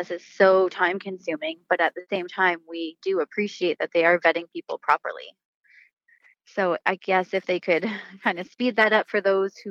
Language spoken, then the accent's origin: English; Ontario, Canada; now in Vernon, Canada; I'm from Ontario originally